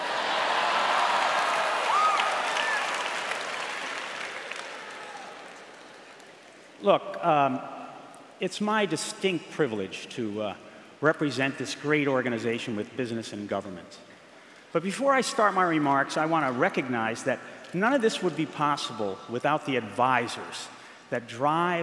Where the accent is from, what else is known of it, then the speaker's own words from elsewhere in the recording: New York, United States; moved away as an adult; also born or lived in Massachusetts; now in Illinois, United States; I grew up for 20 years in a place called the Empire State, New York